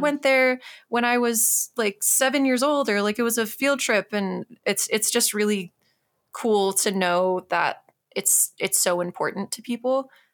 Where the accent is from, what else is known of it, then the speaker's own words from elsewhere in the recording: Tucson, Arizona, United States; I grew up in Tucson